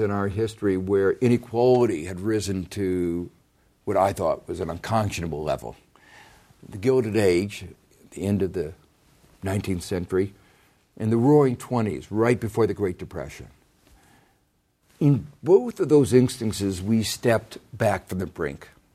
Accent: Gary, Indiana, United States; growing up in Gary, Indiana

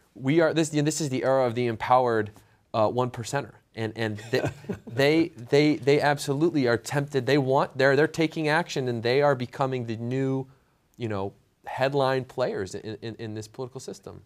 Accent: Michigan, United States; I'm from Michigan.

